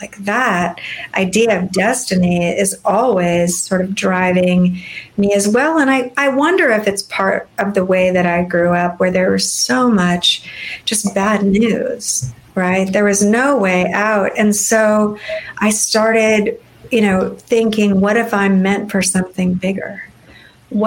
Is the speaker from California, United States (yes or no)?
yes; Fresno, California, United States; I grew up in California, but I grew up in a much less picturesque, shall we say, California. I grew up in the Cleveland of California, and it's called Fresno in the Central Valley